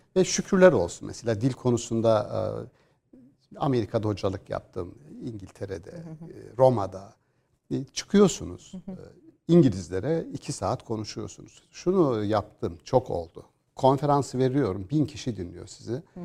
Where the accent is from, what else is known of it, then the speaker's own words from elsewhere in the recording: Gümüşhane Province, Turkey; biz bir orman orman içerisinde bir 2000 rakımlı bir Doğu Karadeniz bir köydeyiz aslında. Müthiş bir köyümüz var